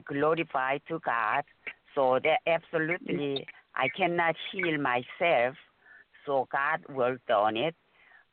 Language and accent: English; Seoul, South Korea; moved away; I'm from Seoul, South Korea